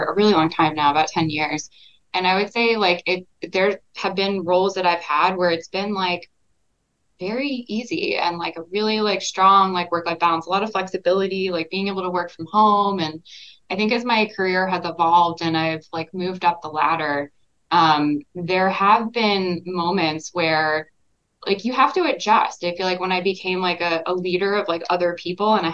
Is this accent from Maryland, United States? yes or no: no; Texas, United States; moved away as an adult; now in New York, United States; I grew up in Texas. And I've been in New York for about 12 years now